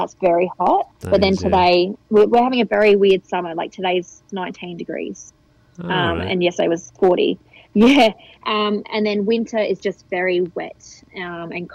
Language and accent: English; Australia